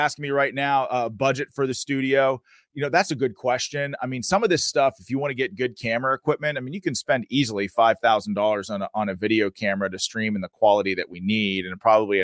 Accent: Pennsylvania, United States; my home state of Pennsylvania

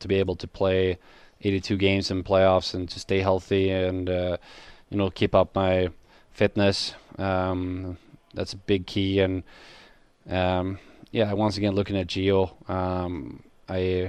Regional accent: Sweden; born or raised there; moved away as an adult

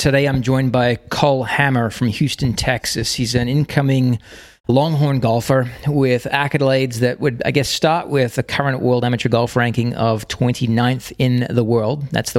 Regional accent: Australia; Given that I'm from Australia, you're going to have to fill me in here.

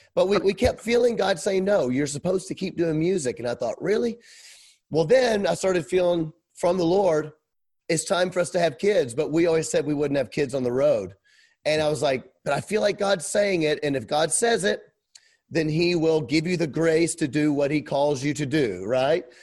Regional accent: Memphis, Tennessee, United States; moved away as an adult; now in Kenosha, United States; I was raised in Memphis, Tennessee, Bible Belt.

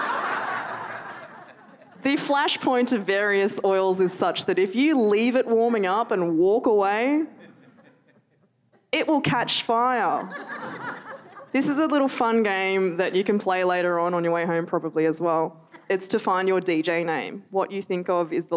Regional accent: Melbourne, Victoria, Australia; I grew up in Melbourne

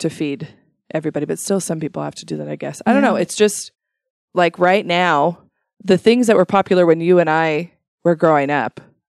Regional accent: Shelley, Idaho, United States; I grew up in Shelley and never once worked in the potatoes ever.

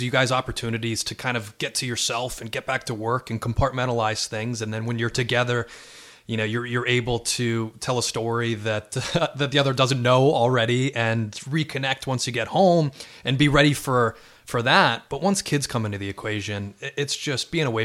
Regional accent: Westport, Connecticut, United States; also born or lived in Los Angeles; Next to my hometown in Connecticut. Yeah, yeah I grew up uh, two miles. Uh, two and a half miles from here, but we couldn't live there because uh, Westport's a small town

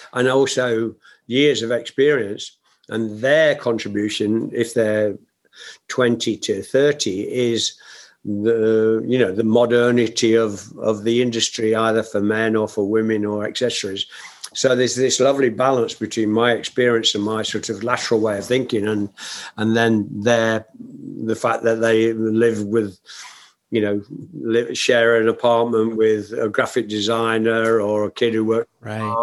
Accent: Nottingham, East Midlands, United Kingdom; my hometown of Nottingham

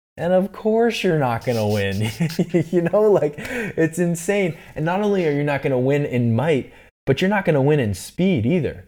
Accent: East Coast, United States; I'm from the East Coast

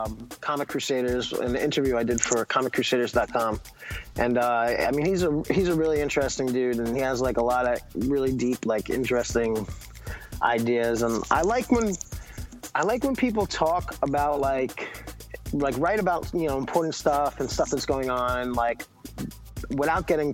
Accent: United States; I'm not ashamed to be American

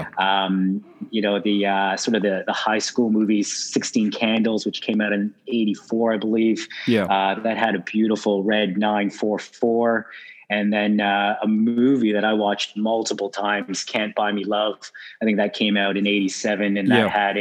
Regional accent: Toronto, Ontario, Canada; moved away as an adult; now in Sydney, Australia; born and raised in Toronto, Canada, and moved to Sydney 10 years ago

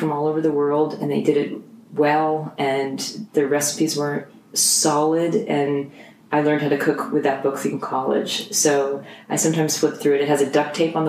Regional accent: United States; I grew up in New Jersey, New York area, from a Jewish family

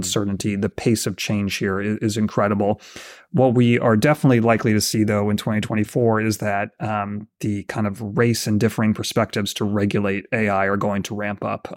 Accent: United States; me being an American

